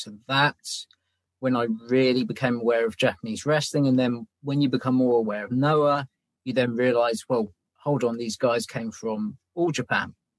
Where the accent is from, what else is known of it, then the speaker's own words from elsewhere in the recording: England, United Kingdom; I'm English